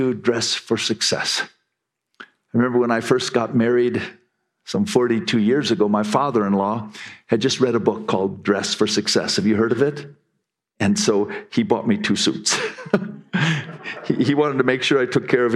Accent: United States; we Americans

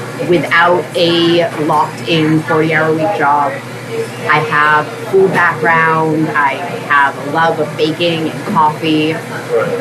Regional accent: New Hampshire, United States; I was born and raised in New Hampshire

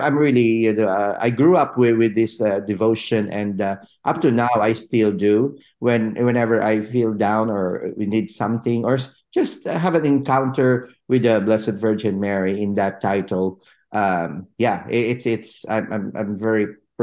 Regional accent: Zambales, Central Luzon, Philippines; I grew up in Zambales, which is a northwestern part of the Philippines

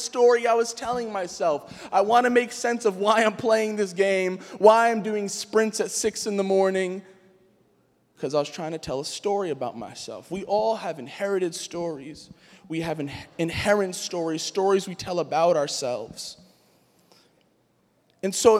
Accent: New York City, New York, United States; I grew up in Queens

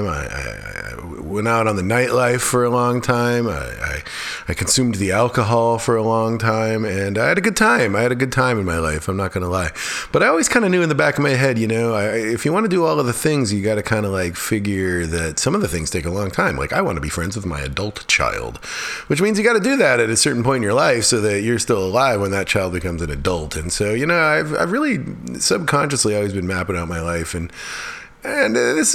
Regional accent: Alaska, United States; now in Chatham County, North Carolina, United States; when I was growing up in Alaska

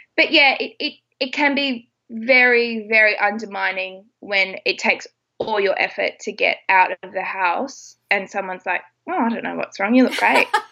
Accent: Australia; I'm Australian

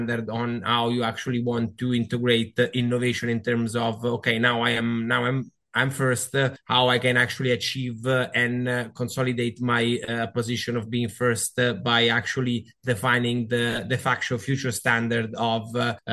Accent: Canada; moved away as an adult; also born or lived in Italy; now in Rome, Italy; I'm half Canadian and half Italian, so I was born and raised there. And I used to work for cruise lines in Canada. Then I moved to Italy

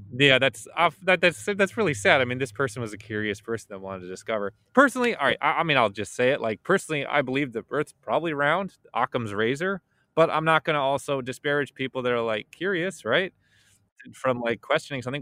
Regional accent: Chicago, Illinois, United States; I'm from Chicago

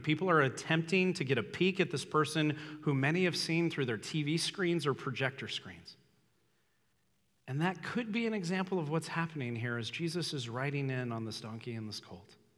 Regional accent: Los Angeles, California, United States; I grew up in Los Angeles, so there was celebrities everywhere

